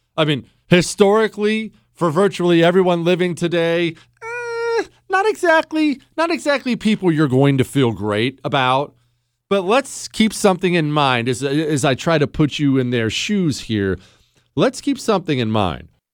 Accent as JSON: {"language": "English", "country": "United States", "said": "I'm an American"}